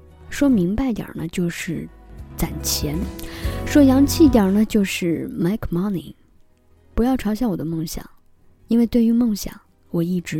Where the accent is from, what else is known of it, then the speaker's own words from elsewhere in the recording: China; moved away as an adult; 我出生在一个比较偏远的城市，偏远到刚从那里换到另一个城市的时候，很多人都不知道中国居然还有这么一个地方，